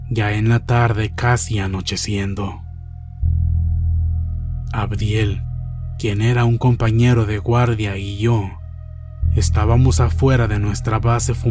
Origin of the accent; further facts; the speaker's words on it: Matehuala, San Luis Potosí, Mexico; Soy de Matehuala, San Luis Potosí, una ciudad muy cercana al pueblo mágico llamado Real de Catorce